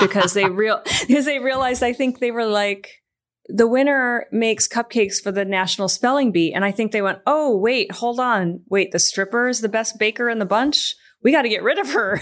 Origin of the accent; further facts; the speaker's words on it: Michigan, United States; moved away; I'm from Michigan